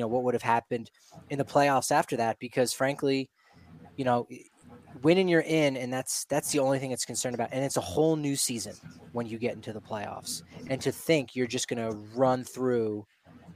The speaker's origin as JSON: {"language": "English", "region": "East Coast", "country": "United States", "tie": "born or raised there", "said": "growing up on the East Coast"}